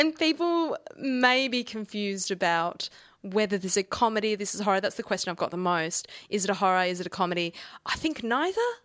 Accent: Australia; accent: Australian; my Australian accent

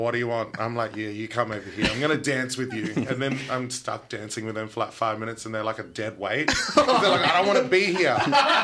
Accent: Perth, Western Australia, Australia; now in Melbourne, Australia; I'm from Perth

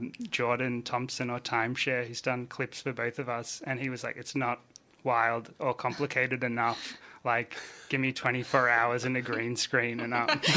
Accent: Phillip Island, Victoria, Australia; now in Melbourne, Australia; when I moved to Melbourne from Phillip Island, I was like finding out about all the great Melbourne music

